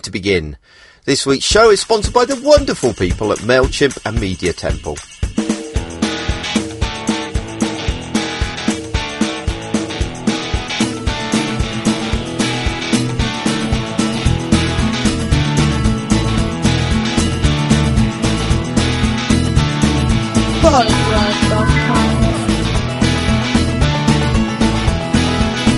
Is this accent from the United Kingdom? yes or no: yes; United Kingdom; we're British